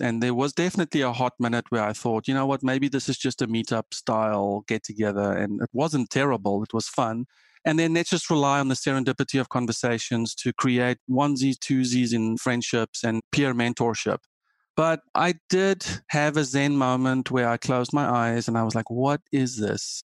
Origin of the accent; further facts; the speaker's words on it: South Africa; moved away as an adult; also born or lived in Germany; now in United States; I am South African and grew up coding